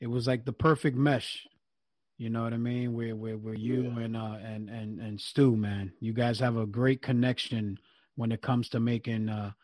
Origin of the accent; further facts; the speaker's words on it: New York, United States; moved away; I'm from New York. So I was living in Brooklyn at the time